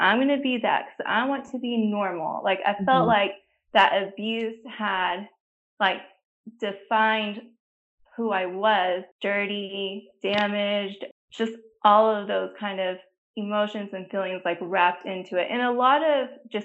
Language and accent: English; New Mexico, United States; now in Texas, United States; I live in Texas, but I did not grow up here. I grew up in New Mexico, so I'm a New Mexico native.